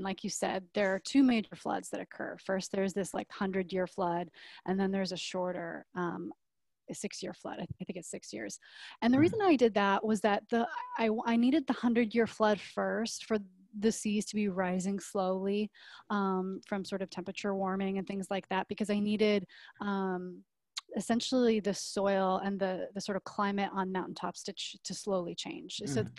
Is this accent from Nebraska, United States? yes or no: yes; Nebraska, United States; you know, growing up in Nebraska